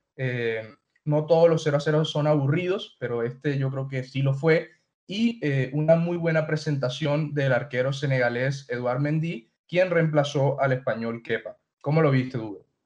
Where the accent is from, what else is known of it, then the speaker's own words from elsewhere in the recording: Colombia; soy colombiano y siempre trato de resaltar a los míos